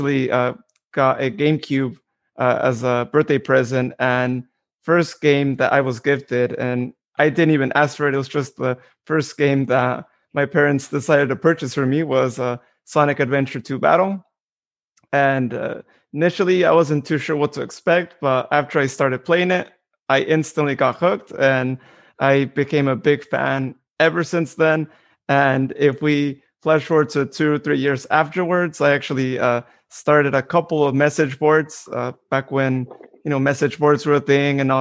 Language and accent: English; Modesto, California, United States; I am from the Central Valley in California, Modesto to be specific. A lot of agriculture around here, as many of you might know. And so it's been my home ever since I was born